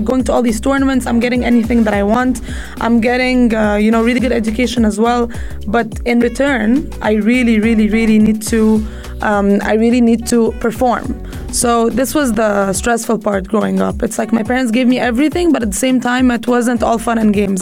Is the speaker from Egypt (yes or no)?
yes; Egypt; also born or lived in United States; now in United Arab Emirates; I grew up in Egypt